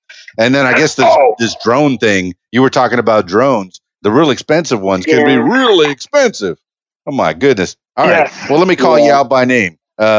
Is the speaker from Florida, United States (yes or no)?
yes; Miami, Florida, United States; I'm half Cuban from Miami. So the Santeria has been a part of my life.